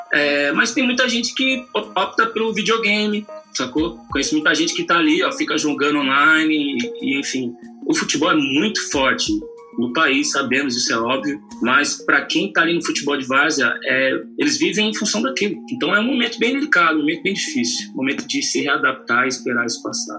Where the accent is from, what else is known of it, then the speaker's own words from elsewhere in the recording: Brazil; no Jardim Poranga, onde eu nasci e cresci